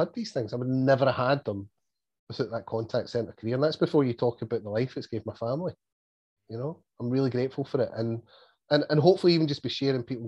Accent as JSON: {"language": "English", "region": "Scotland", "country": "United Kingdom", "said": "you're Scottish"}